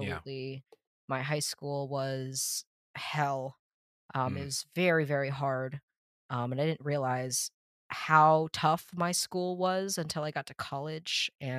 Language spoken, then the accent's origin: English; Massachusetts, United States; also born or lived in South China; I'm from South China, and I was adopted when I was 8 months old, and I was brought almost 8,000 miles to Massachusetts. Yeah. And I was raised in the same house my entire life. We never moved.